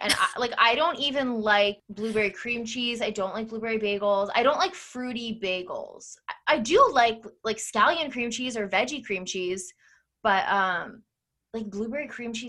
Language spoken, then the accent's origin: English; New Jersey, United States; I would say I'm from New Jersey.